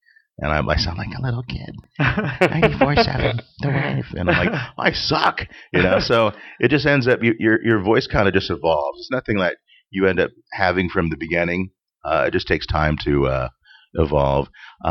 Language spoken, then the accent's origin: English; Orange County, California, United States; also born or lived in San Diego; now in Los Angeles, United States; I grew up in Orange County